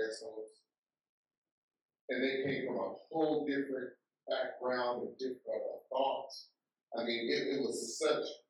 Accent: Chicago, Illinois, United States; now in Tulsa, United States; my hometown in Chicago

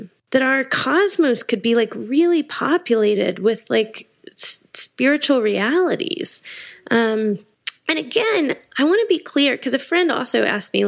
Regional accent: Austin, Texas, United States; I grew up in Texas. I grew up in Austin

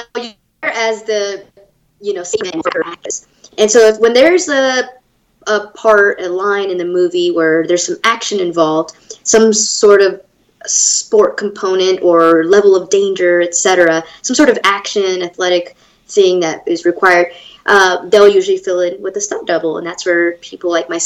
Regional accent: Los Angeles, California, United States; I grew up in Los Angeles, and I was born and raised, actually, in L.A. County

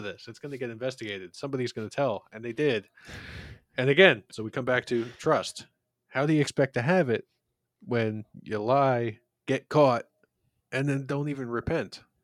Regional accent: Philadelphia, Pennsylvania, United States; in my hometown of Philadelphia

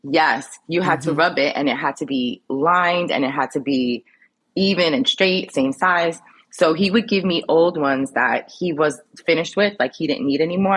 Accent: New York City, New York, United States; moved away as an adult; also born or lived in Brooklyn / Lower East Side, Manhattan; now in Jersey City, United States; I was raised in Queens

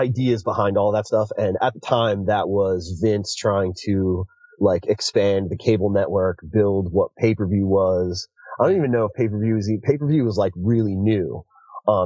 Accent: Northeast, United States; Growing up in the Northeast in an area where we had cable.

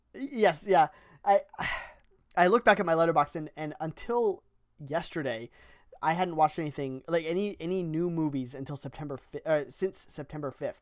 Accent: Ohio, United States; we're from Ohio

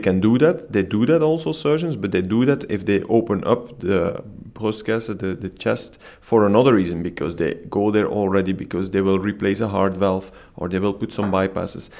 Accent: Belgium; moved away as an adult; now in Copenhagen, Denmark; I'm originally coming from Belgium

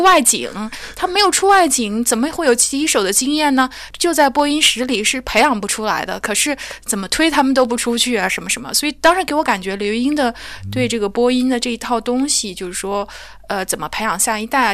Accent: China; also born or lived in Europe; now in United Kingdom; 因为我是中国人

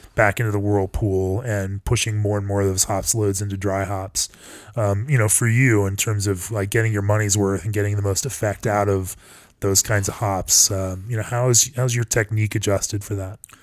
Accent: Colorado, United States; I'm from Colorado

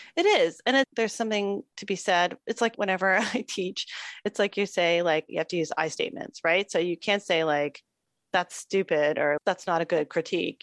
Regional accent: Toronto, Ontario, Canada; growing up in Toronto

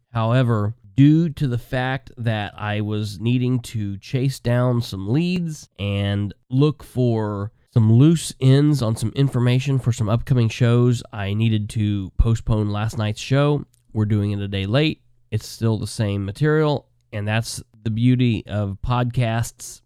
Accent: Muncie, Indiana, United States; I grew up in the Muncie City, Delaware County political scene

